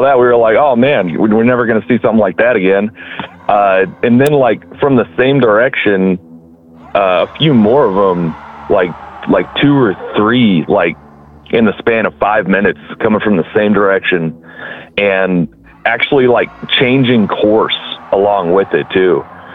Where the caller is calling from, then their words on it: Kansas, United States; I'm calling from Kansas. Good old Kansas.